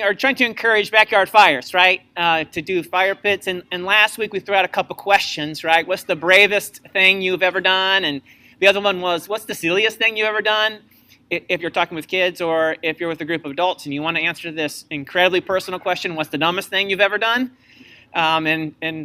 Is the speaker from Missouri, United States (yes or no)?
yes; Missouri, United States; I was from Missouri